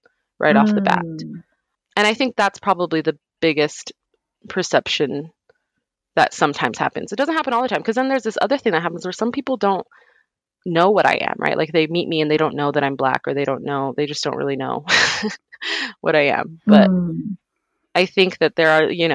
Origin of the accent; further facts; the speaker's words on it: New Mexico, United States; I grew up in New Mexico